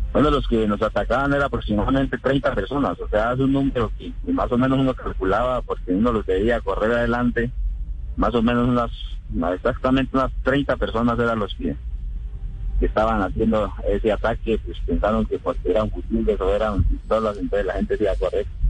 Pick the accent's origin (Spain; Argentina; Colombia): Colombia; Cauca